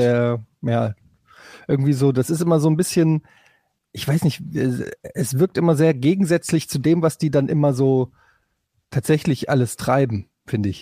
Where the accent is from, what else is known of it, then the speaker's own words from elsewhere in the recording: Hesse, Germany; now in Hamburg, Germany; als Exil-Hesse